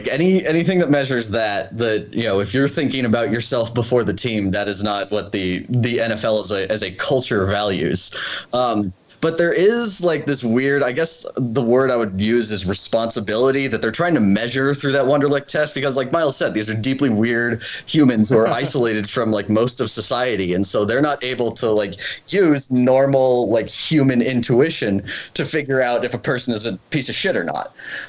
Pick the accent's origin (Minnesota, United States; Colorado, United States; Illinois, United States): Colorado, United States; Denver; I grew up in Denver, which basically means that you get brainwashed into becoming a Denver Broncos fan.